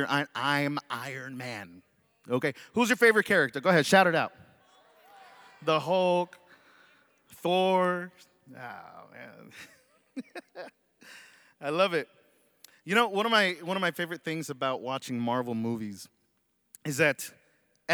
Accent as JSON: {"language": "English", "town": "Dallas", "region": "Texas", "country": "United States", "tie": "born or raised there", "moved": "yes", "said": "I was born and raised in Dallas, Texas, so I'm a Dallas Cowboy fan"}